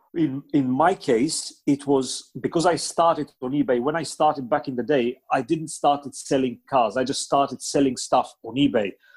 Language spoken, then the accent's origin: English; Bulgaria; first language Bulgarian; English is a second language; moved away; my native Bulgarian